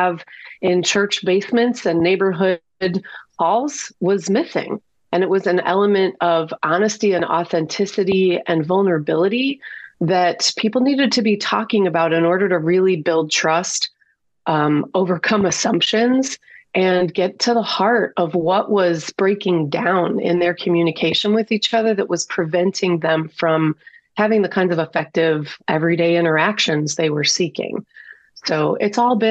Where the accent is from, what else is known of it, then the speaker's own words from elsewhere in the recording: Detroit, Michigan, United States; Born and raised in Detroit, big time city girl